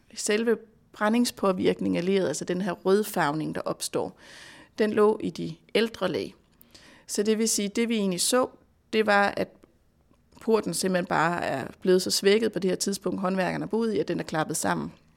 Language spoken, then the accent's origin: Danish; Denmark